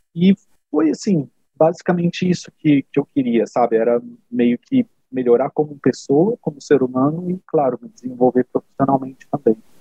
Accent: São José dos Campos, São Paulo, Brazil; moved away as an adult; now in Germany; morar na cidade onde eu nasci, apesar de já ter morado é, em São Paulo, estar perto da minha, da minha família

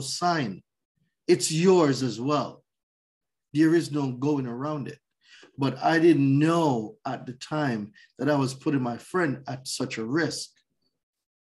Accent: Jamaica; moved away as an adult; also born or lived in New York; now in United States; So I was born in Jamaica. I lived there for 20 years

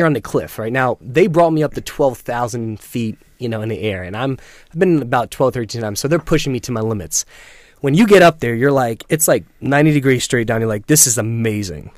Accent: Selden, New York, United States; also born or lived in Centerport, New York; I grew up in Long Island, Selden, um, living in Huntington Center Port now

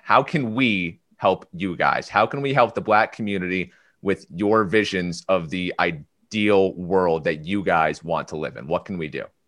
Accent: Clifton Park, New York, United States; moved away; I'm from Clifton Park

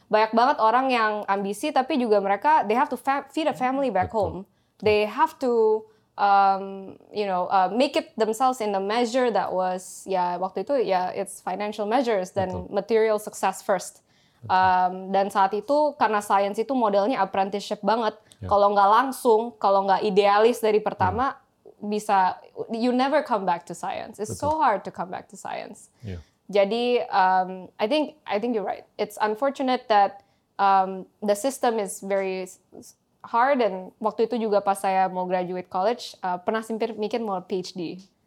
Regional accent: Jakarta, Indonesia; moved away; also born or lived in Singapore / United States; Saya lahirnya di Singapura, okay. terus habis itu dua bulan langsung dibawa ke Jakarta

